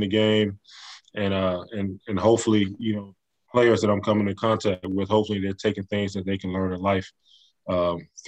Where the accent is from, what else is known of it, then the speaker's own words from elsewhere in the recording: Montgomery, Alabama, United States; also born or lived in Prattville, Alabama; born and raised in Montgomery, Alabama